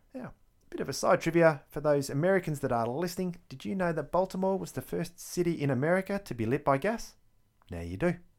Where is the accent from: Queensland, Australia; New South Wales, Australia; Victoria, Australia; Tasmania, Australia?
Victoria, Australia; my accent gives away the fact that I am actually from Australia, from the state of Victoria, no less